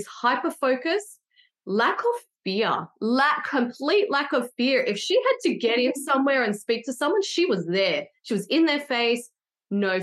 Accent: Sydney, New South Wales, Australia; I'm from Sydney

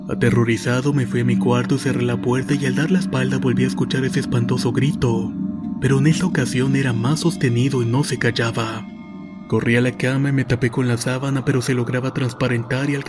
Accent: El Salvador; Yo soy del Salvador y vivo en el departamento de Santa Ana.

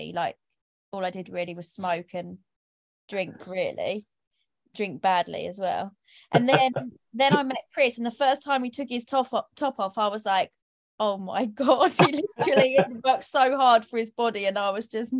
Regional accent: Kent, South East England, United Kingdom; also born or lived in London; I grew up in Kent, so I went to school here. And I moved to London when I was 18.

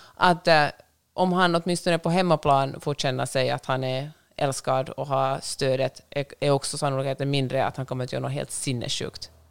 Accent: Finland; Jag är finlandssvensk.

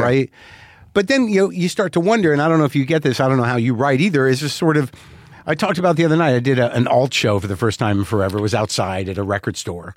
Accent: New Mexico, United States; I grew up in New Mexico

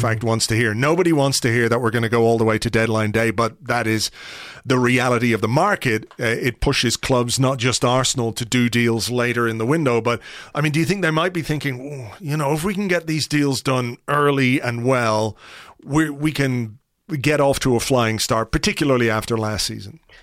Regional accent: Ireland; as an Irishman

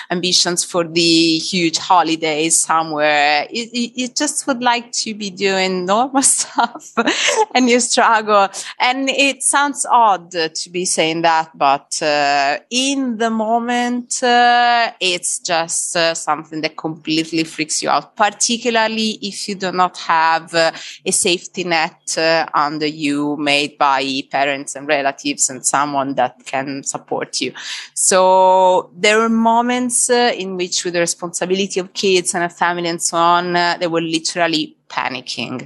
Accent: Tuscany, Italy; English is a second language; moved away as an adult; now in London, United Kingdom; You can understand I'm from Italy, surely. And well, it's a very beautiful place where I was from. We used to be living on the seaside in Tuscany

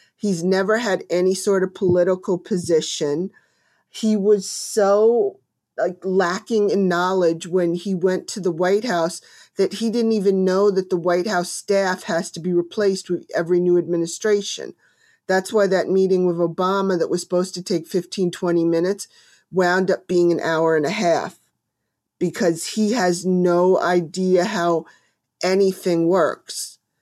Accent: New Jersey, United States; I am from New Jersey and not from very far from where the Sopran-, the town The Sopranos was filmed

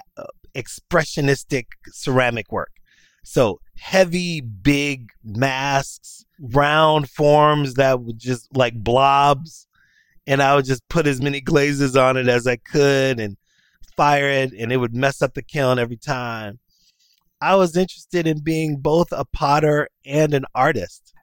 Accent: Chicago, Illinois, United States; being raised on the west side of Chicago

